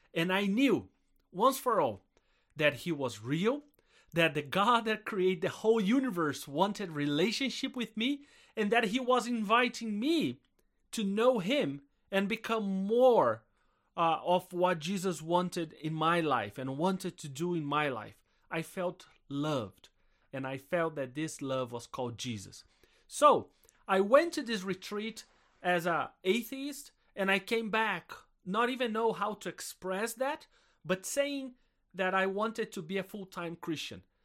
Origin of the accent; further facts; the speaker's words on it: South Brazil, Brazil; I'm Brazilian. And I grew up in Brazil, in South Brazil